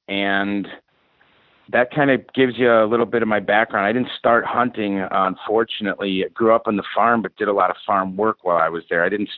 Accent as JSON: {"language": "English", "town": "Chicago", "region": "Illinois", "country": "United States", "tie": "born or raised there", "moved": "as an adult", "lives_now": "Arizona, United States", "said": "I grew up in Chicago. We had a family farm on my mother's side that was about 6 hours away on the Mississippi River. So I grew up doing my school and my extracurricular activities in the Chicago suburbs"}